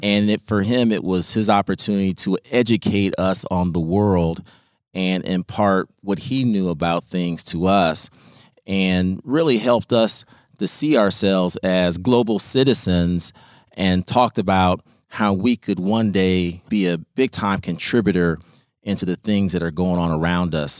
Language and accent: English; Peoria, Illinois, United States; as somebody who was helped by other people as a youth growing up in Peoria.